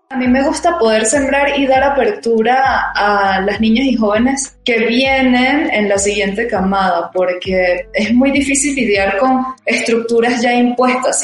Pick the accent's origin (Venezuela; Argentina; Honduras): Venezuela; Caracas, Capital District; moved away as an adult; now in Hidalgo, Mexico; trabajando en La Vega, que es de donde yo vengo allá en Caracas